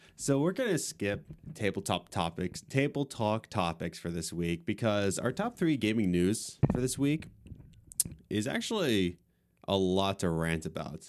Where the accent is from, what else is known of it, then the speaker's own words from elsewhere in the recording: Lancaster County, Pennsylvania, United States; we're coming from Lancaster County